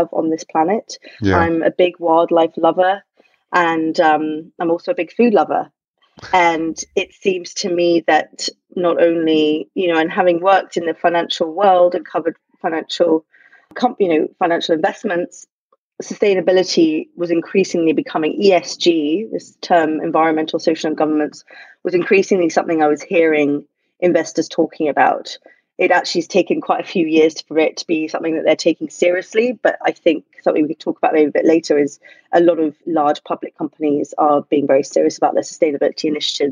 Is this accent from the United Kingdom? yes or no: yes; London, United Kingdom; moved away as an adult; now in New York, United States; I grew up in London